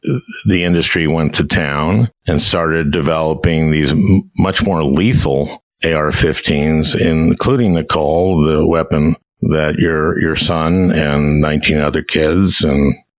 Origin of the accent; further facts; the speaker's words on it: Minnesota, United States; I'm from Minnesota.